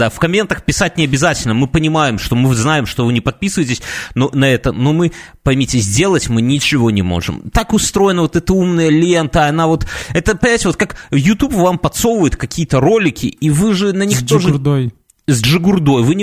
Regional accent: Minsk, Belarus; Да упаси Господь, мы из Минска, если что.

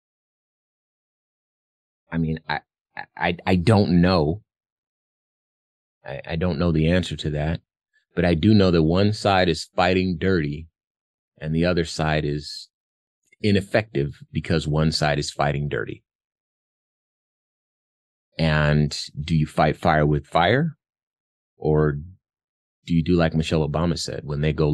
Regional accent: Arizona, United States; my home state of Arizona

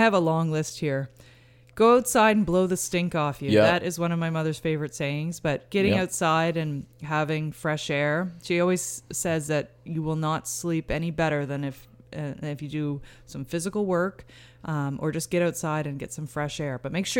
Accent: Hampton, New Brunswick, Canada; now in Saint John, Canada; I'm from Hampton, New Brunswick, originally, and we live in St. John

